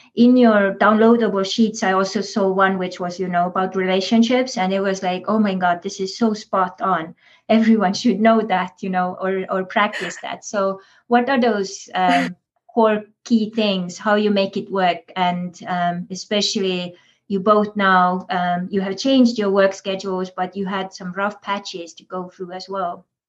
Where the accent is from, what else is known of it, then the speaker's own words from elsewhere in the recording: Estonia; moved away; also born or lived in Big Island, Hawaii; as coming from Estonia, I grew up in Soviet Estonia